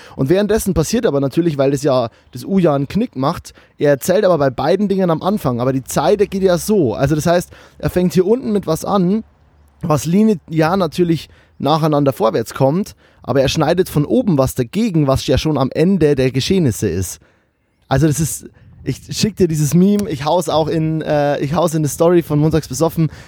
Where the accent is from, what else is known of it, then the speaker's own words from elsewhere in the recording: Lower Bavaria, Germany; now in Cologne, Germany; als Bayer, der in Köln